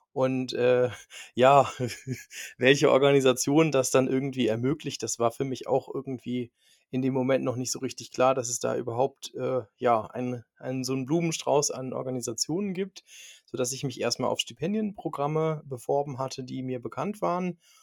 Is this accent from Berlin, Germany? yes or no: no; near Cologne, North Rhine-Westphalia, Germany; moved away as an adult; now in Minden, Germany; ich komme ursprünglich aus der Nähe von Köln